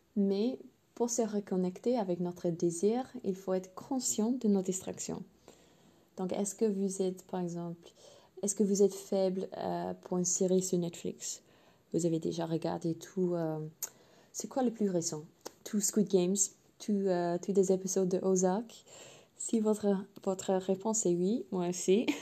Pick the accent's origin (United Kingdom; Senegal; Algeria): United Kingdom; England; French is a second language; je suis anglaise à la base évidemment